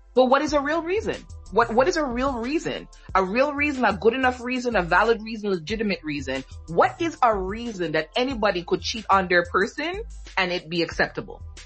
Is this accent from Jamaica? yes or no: yes; Jamaica; from being like Jamaican